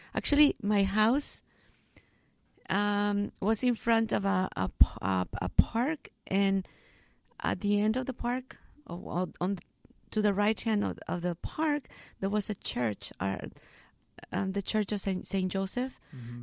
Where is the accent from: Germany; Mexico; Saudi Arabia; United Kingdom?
Mexico; Arandas, Jalisco; English is a second language; moved away as an adult; also born or lived in Guadalajara, Mexico; now in United States; I was born in Guadalajara, but I live in Arandas um, all my life.